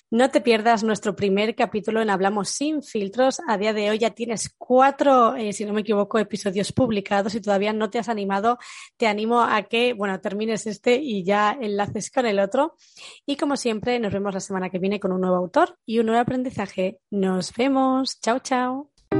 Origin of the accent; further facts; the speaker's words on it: Barcelona, Catalonia, Spain; yo soy de Barcelona